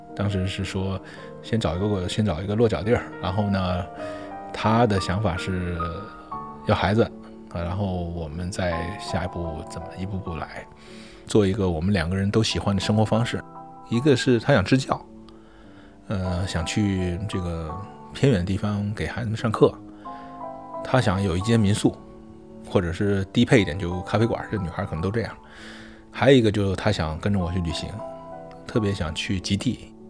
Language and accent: Chinese; Fujian, China; 今年四十一岁，我是福建人